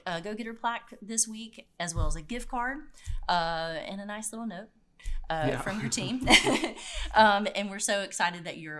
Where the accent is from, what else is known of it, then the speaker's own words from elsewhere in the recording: the South, United States; we're from the South